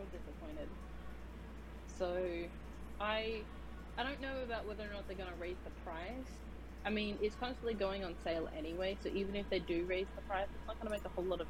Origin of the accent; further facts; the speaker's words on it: Australia; accent: Australian; now in United States; I'm an Australian, as you can't tell by my very wonderful accent.